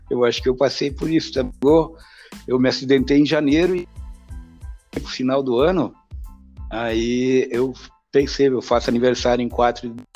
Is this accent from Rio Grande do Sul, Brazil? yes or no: yes; Feliz, Rio Grande do Sul, Brazil; Eu sou natural da Cidade Feliz.